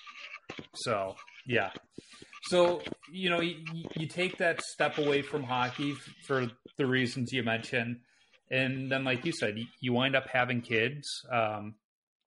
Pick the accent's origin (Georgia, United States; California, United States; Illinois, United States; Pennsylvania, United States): Illinois, United States; Chicago; now in Minnesota, United States; me growing up in Chicago, we had house league hockey